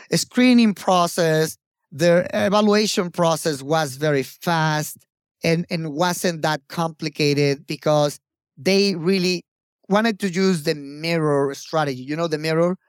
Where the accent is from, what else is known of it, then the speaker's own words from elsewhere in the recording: Mexico; also born or lived in Mexico City / Japan; I had to come back to Mexico